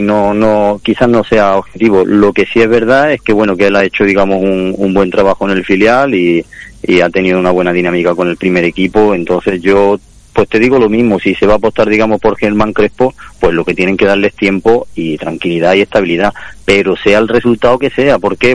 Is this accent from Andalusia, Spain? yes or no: yes; Córdoba, Andalusia, Spain; como cordobés y como cordobesista